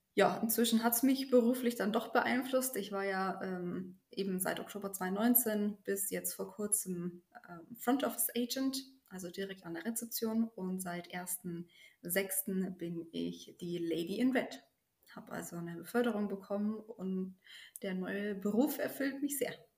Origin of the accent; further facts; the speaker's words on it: Germany; moved away as an adult; now in Soldotna, United States; bei uns in Deutschland